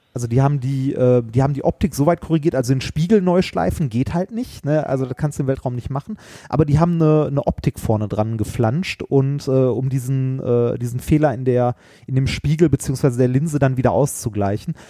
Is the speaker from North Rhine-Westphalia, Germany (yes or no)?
yes; Essen, North Rhine-Westphalia, Germany; bin ich in Altendorf groß geworden